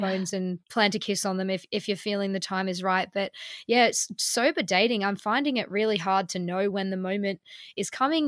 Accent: Melbourne, Victoria, Australia; now in London, United Kingdom; in Melbourne where I'm from

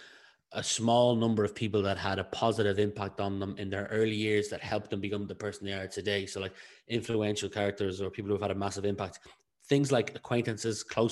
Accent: County Meath, Leinster, Ireland; I'm from Retoten, County Meath

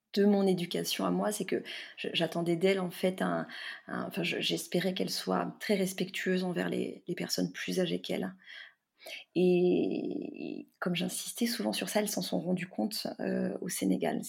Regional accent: near Carcassonne, Occitania, France; J'ai grandi près de Carcassonne, auprès de ma grand-mère maternelle, qui parlait occitan et très peu français

